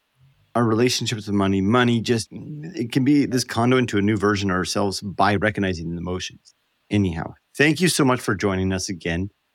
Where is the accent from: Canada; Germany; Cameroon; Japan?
Canada; I'm from Canada.